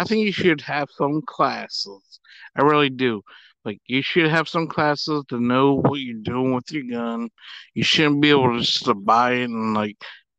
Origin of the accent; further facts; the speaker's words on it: Baltimore, Maryland, United States; I grew up in Baltimore